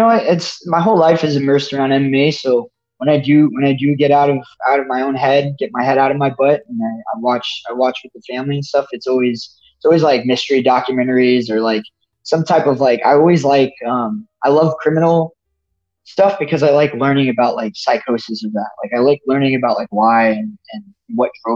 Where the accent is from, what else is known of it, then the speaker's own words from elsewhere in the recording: New Jersey, United States; moved away; also born or lived in Arizona; I was a kid from New Jersey, and I moved to Arizona